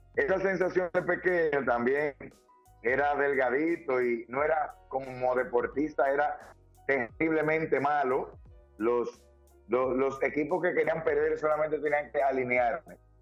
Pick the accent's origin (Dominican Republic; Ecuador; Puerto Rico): Dominican Republic; soy un dominicano que lucha todos los días